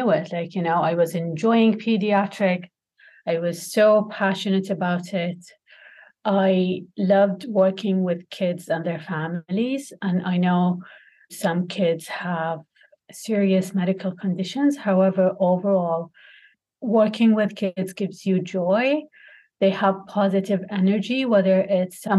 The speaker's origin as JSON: {"language": "English", "country": "Kuwait", "tie": "born or raised there", "also_born_or_lived": "Toronto, Canada", "said": "I'm from Kuwait."}